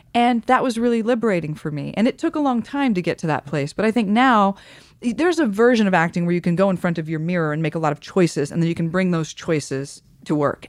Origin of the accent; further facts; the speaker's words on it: Midwest, United States; moved away; I come from the Midwest